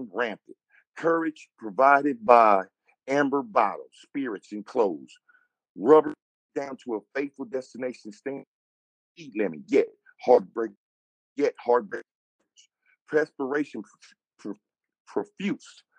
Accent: Inglewood, California, United States; I'm from California

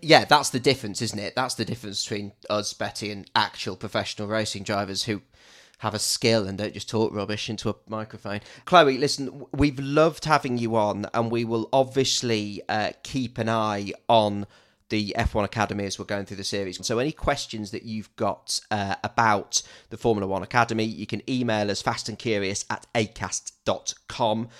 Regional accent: Loughborough, East Midlands, United Kingdom; Loughborough's my hometown

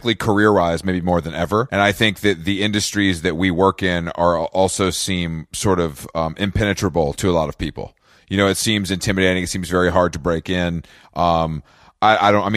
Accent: Atlanta, Georgia, United States; born or raised there

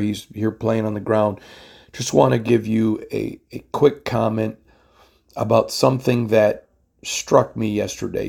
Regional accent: Michigan, United States; growing up in Michigan

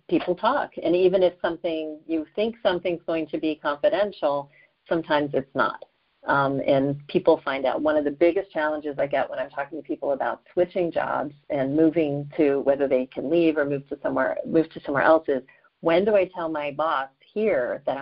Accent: Atlanta, Georgia, United States; now in New York, United States; I grew up in the Atlanta area

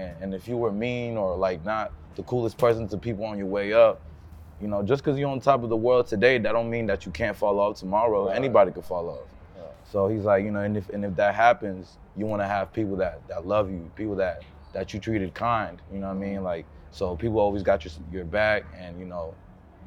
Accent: United States; born or raised there; also born or lived in Colombia

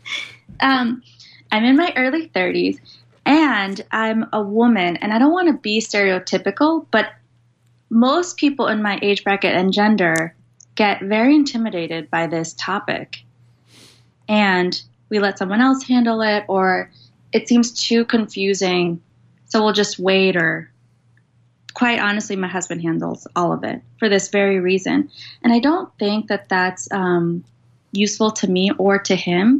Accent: Paraguay; moved away; I grew up in Paraguay, well, my younger years, a third world country

